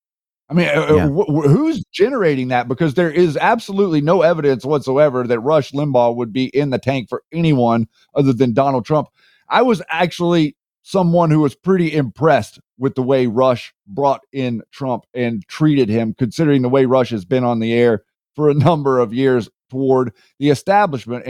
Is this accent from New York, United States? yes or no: no; Boone, North Carolina, United States; moved away; I am from Boone, North Carolina.